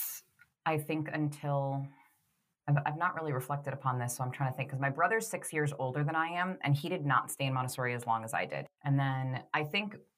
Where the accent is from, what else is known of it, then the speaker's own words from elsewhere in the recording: Boston, Massachusetts, United States; moved away as an adult; also born or lived in Florida; I grew up in Boston, which is where Laura